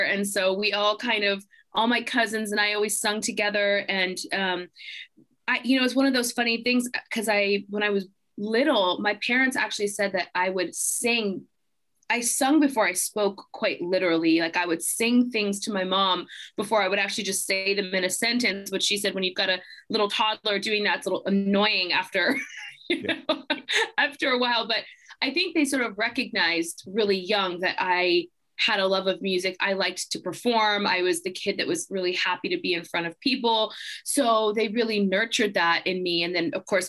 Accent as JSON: {"language": "English", "town": "Atlanta", "region": "Georgia", "country": "United States", "tie": "born or raised there", "also_born_or_lived": "Houston, Texas", "said": "I grew up in Georgia. I was actually born in Texas. I was born in Houston, Texas. But we didn't live there very, very long"}